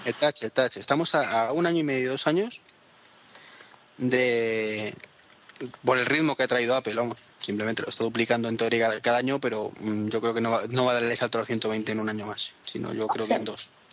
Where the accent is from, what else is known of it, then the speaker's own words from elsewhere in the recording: Spain; somos los españoles